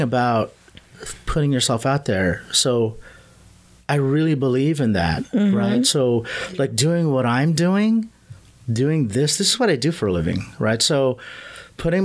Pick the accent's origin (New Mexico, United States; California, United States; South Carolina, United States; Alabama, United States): California, United States; also born or lived in Manila, Philippines; I'm a California boy